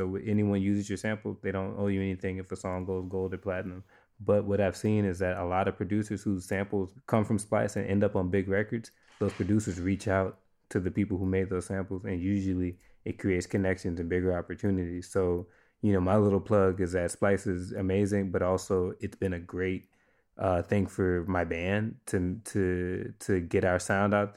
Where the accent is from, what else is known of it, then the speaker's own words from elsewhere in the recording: New Orleans, Louisiana, United States; I grew up in New Orleans